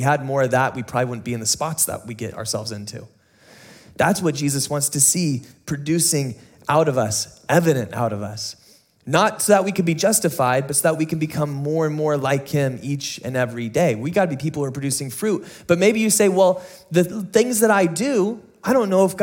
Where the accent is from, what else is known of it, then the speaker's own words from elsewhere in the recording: San Diego, California, United States; growing up in San Diego